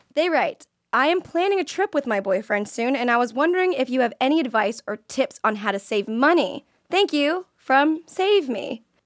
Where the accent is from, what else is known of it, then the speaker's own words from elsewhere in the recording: Florida, United States; I'm from Florida